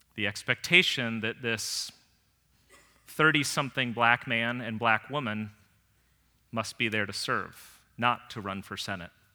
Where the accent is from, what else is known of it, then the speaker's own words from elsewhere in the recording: Northern Virginia, United States; growing up in Northern Virginia